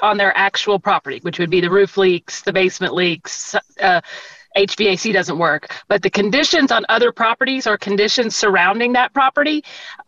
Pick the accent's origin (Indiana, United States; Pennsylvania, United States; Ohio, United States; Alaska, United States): Alaska, United States; Anchorage; I grew up in Anchorage